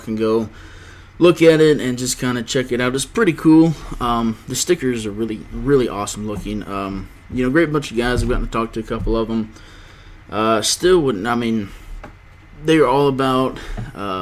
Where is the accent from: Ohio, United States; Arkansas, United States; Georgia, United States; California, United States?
Georgia, United States; Georgia, my home state